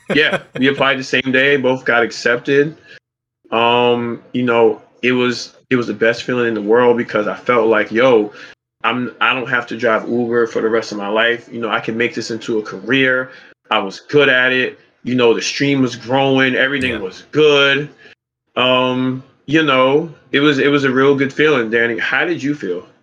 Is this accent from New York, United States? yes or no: yes; New York City, New York, United States; I am from Brooklyn, New York City